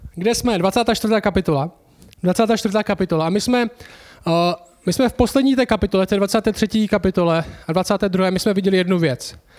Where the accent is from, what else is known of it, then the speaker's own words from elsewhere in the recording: Czechia; My jsme v České republice, jsme Češi